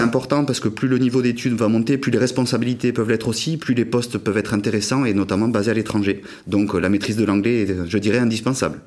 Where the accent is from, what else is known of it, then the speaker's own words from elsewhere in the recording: Pau, Nouvelle-Aquitaine, France; à Pau, de là d'où je viens